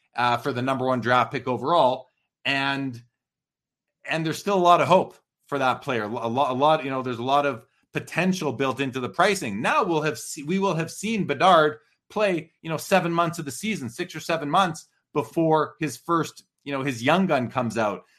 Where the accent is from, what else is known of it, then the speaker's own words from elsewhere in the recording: Canada; as a Canadian